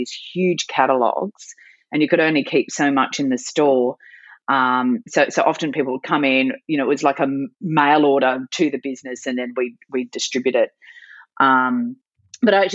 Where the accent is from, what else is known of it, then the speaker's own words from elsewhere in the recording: Sydney, New South Wales, Australia; also born or lived in Calgary, Canada / Newcastle, Australia; I am Sydney born and bred